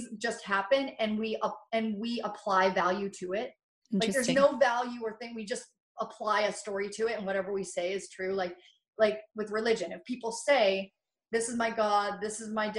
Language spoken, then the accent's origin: English; Kennewick, Washington, United States; I grew up in Kennewick, Washington